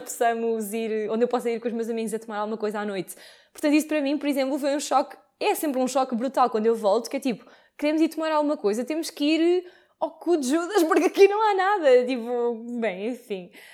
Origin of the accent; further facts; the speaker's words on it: Lisbon, Portugal; moved away as an adult; Eu estudei em Lisboa e sou de Lisboa e vivi toda a faculdade em casa dos meus pais